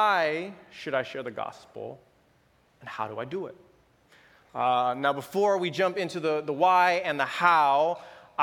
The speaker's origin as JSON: {"language": "English", "town": "Los Angeles", "region": "California", "country": "United States", "tie": "born or raised there", "also_born_or_lived": "San Mateo, California", "moved": "yes", "said": "I am originally from Los Angeles, born and raised."}